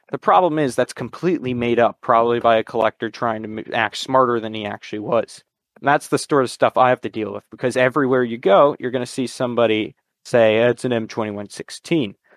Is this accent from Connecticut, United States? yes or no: yes; Connecticut, United States; I'm from Connecticut in the United States